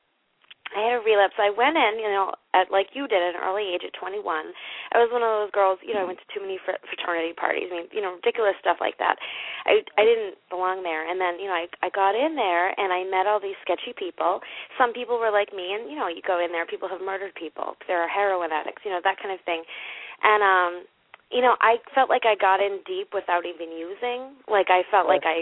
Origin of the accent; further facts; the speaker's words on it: New England, United States; I'm from New England, and our states are kind of like your towns